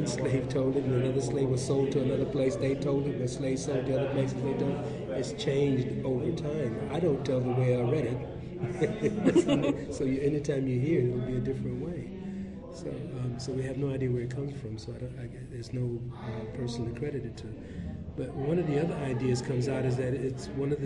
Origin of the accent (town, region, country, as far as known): Washington, District of Columbia, United States; born or raised there